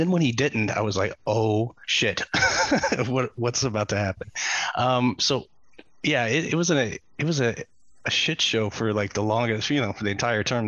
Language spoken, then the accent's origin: English; United States; As an American